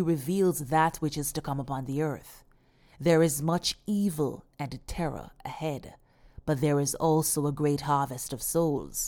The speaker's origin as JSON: {"language": "English", "country": "Jamaica", "said": "my home country, Jamaica"}